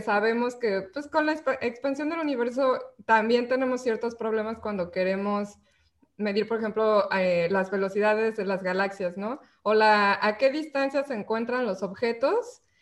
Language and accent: Spanish; Mexico; nosotros somos científicas, somos mexicanas